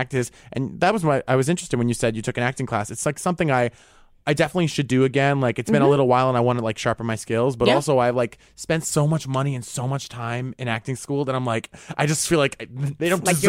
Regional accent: Rhode Island, United States; I'd consider like the way I grew up in Rhode Island comparatively to, you know, all the people I've met in my life so far, pretty nuclear, pretty basic.

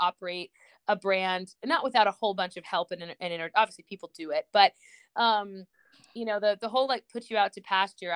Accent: Georgia, United States; also born or lived in Houston, Texas; I grew up in Georgia. I was actually born in Texas, but didn't live there very long

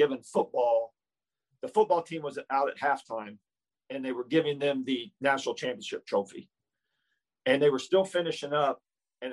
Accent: Versailles, Indiana, United States; moved away; I grew up in a really, really small town in Indiana. Okay. It's called Versailles, Indiana.

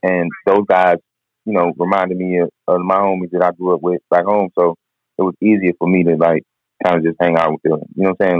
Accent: DMV area, Maryland, United States; born or raised there; also born or lived in Detroit, Michigan

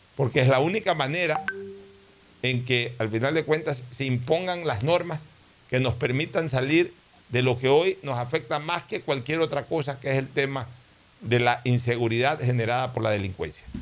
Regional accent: Guayaquil, Guayas, Ecuador; yo soy un guayaquileño criado al calor del puerto

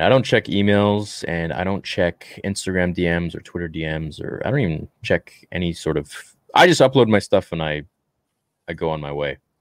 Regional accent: Canada; as a Canadian

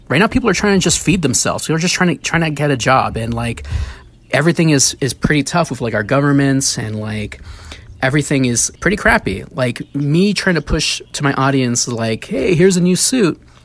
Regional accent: New York City, New York, United States; as a kid growing up in the Bronx

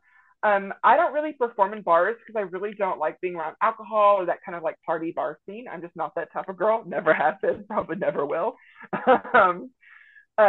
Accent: Jewett, Texas, United States; moved away as an adult; now in Northwest Arkansas, United States; I grew up in kind of like a very small rural town called Jewett, Texas, in Central East Texas.

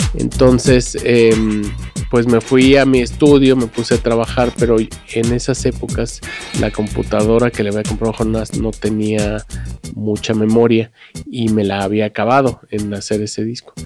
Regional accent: Mexico City, Mexico; yo vengo de Coyoacán, de un pueblo adentro de Coyoacán que se llama San Lucas

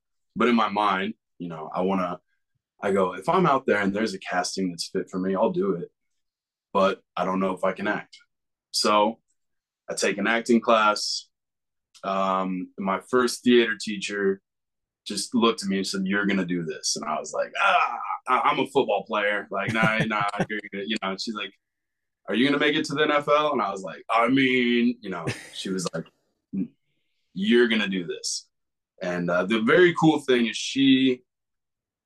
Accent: Kansas, United States; born or raised there

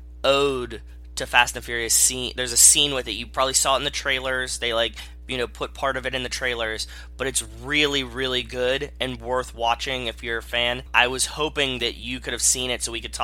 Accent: Pittsburgh, Pennsylvania, United States; I grew up in Pittsburgh

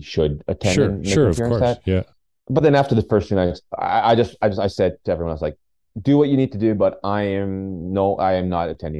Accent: Canada; a lot of other immigrant friends and family that I grew up with in Canada

